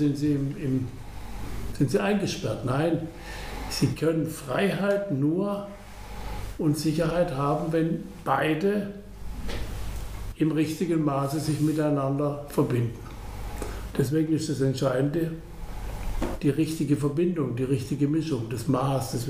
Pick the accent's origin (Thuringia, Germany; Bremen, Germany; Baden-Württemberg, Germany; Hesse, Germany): Baden-Württemberg, Germany; wir sind Badener, Sie kennen Baden und Württemberg, Altbaden.